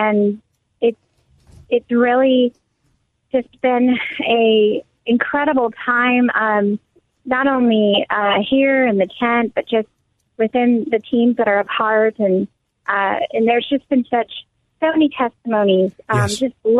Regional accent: California, United States; we're here from California very intentionally

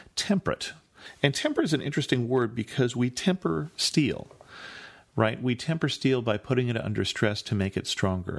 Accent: California, United States; I grew up in California

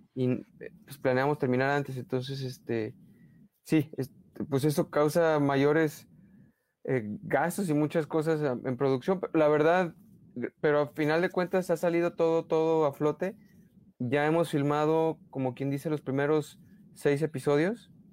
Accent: Mexico; accent: Mexican; soy demasiado mexicano o, o, o este, sí, o que, o que, no sé, eh, o, a lo mejor mi acento es muy, muy demasiado

